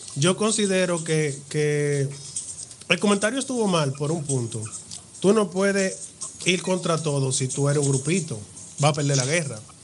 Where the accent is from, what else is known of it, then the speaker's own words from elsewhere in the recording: Dominican Republic; cómo hablamos los dominicanos